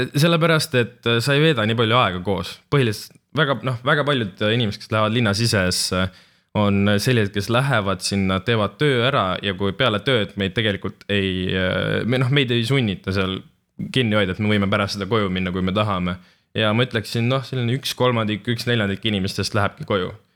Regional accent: Estonia; me oleme ikkagi eestlased

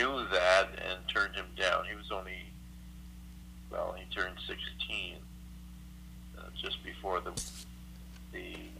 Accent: Kingston, Ontario, Canada; moved away as an adult; also born or lived in Oshawa, Ontario; now in Kitchener, Canada; I grew up in Kingston, Ontario.

